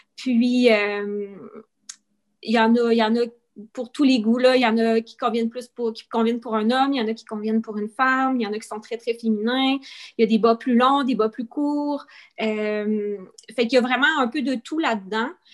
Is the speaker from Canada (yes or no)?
yes; Quebec, Canada; moved away as an adult; now in New Brunswick, Canada; je, suis, canadienne, je suis originaire du Québec